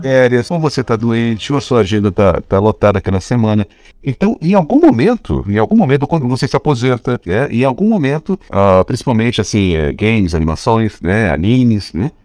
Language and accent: Portuguese; Pará, Brazil; eu sou paraense